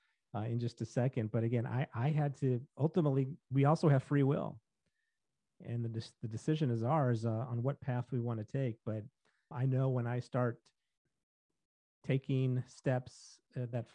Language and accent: English; St. Louis, Missouri, United States; I grew up in St. Louis